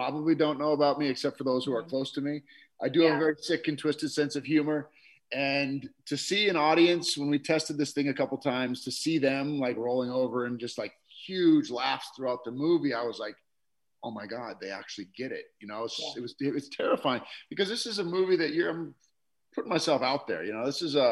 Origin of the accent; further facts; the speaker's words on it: New York, United States; now in Los Angeles, United States; I'm from New York.